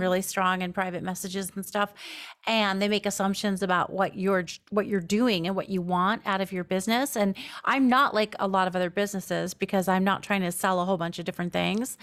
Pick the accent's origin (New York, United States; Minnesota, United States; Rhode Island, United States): New York, United States; moved away as an adult; also born or lived in Los Angeles; now in Seattle, United States; I'm from New York mostly.